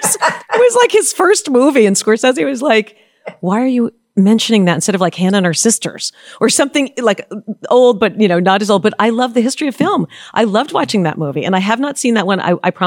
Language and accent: English; New York City, New York, United States; I grew up on Park Avenue on the Upper East Side.